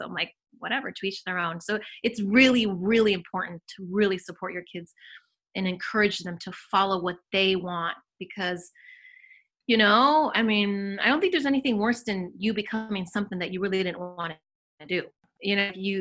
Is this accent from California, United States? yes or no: yes; Orange County, California, United States; also born or lived in Mexico / Los Angeles; I grew up more in Orange County